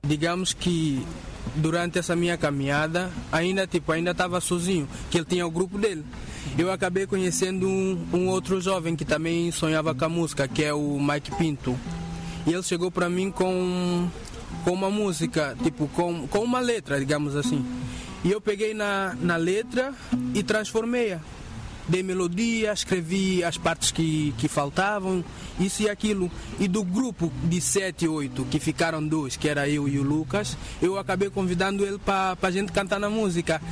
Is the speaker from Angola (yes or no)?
no; São Tomé, São Tomé & Príncipe; also born or lived in Príncipe; eu nasci no Príncipe. Nasci no Príncipe e se calhar fui para Santo Tomé para ir com um ano de idade, acho eu, ou menos. Fui para Santo Tomé com essa idade e por aí foi. Cresci aí em Santo Tomé